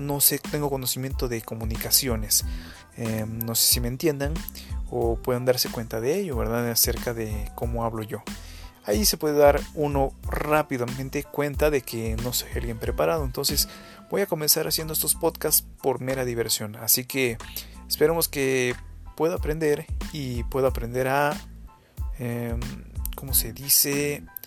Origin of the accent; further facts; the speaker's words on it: Guerrero, Mexico; soy originario de México, de un estado que se llama Guerrero